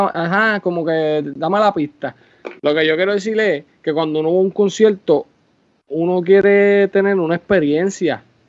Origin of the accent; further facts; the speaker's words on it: Puerto Rico; Uno es orgulloso de ser puertorriqueño